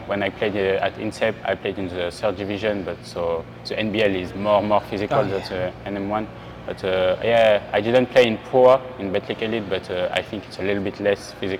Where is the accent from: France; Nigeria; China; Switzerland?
France; Le Mans, Pays de la Loire; English is a second language; also born or lived in Strasbourg / Pau / Chalon-sur-Saône; Yeah, I'm born in Strasbourg, and 1 month after, I went to Pau for 4 years. Mm-hmm. After, I went 2 years in Chalon-sur-Saône, and after I grew up in Le Mans.